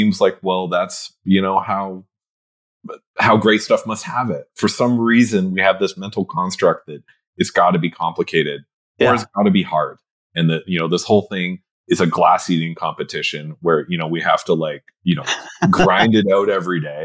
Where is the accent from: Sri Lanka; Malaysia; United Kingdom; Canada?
Canada; I'm Canadian